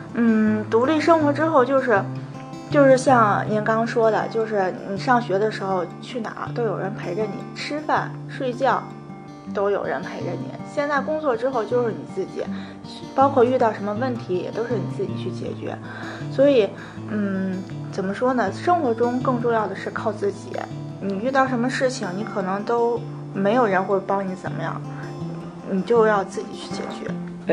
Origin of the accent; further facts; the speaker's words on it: Tianjin, China; 因为我家是天津的嘛